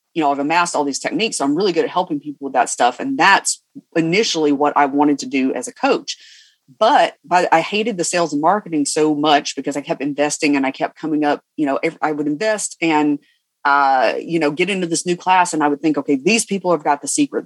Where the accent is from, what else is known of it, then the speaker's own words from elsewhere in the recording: Cumming, Georgia, United States; I'm from Cumming, Georgia.